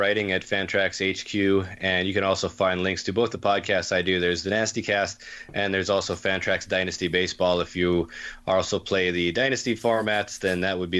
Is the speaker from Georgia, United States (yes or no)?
no; Bismarck, North Dakota, United States; South Canada, also known as Bismarck, North Dakota.